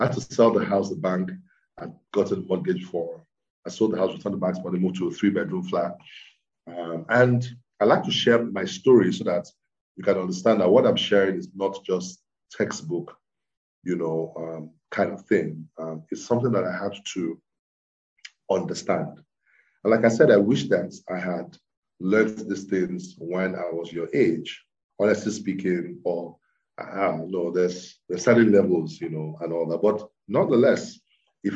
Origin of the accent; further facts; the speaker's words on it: Ibadan, Oyo, Nigeria; moved away as an adult; also born or lived in Lagos; I grew up in Ibadan